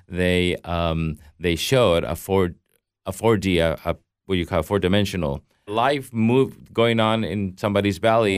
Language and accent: English; Mexico; I grew up in Mexico as a Catholic